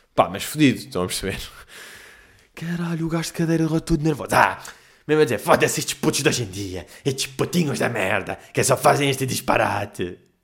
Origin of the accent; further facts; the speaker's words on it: Portugal; Eu sou português. Eu percebo português.